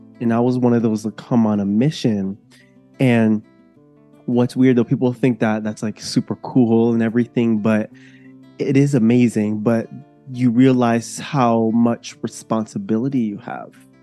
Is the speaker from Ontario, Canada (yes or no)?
yes; near Toronto, Ontario, Canada; I am coming from Canada. I live near Toronto. My family is from Jamaica and I was born here actually. So I've been here my whole life